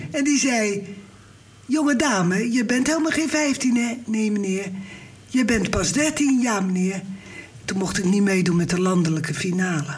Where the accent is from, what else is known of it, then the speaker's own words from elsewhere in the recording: Rotterdam, South Holland, Netherlands; ik kwam uit Rotterdam-Zuid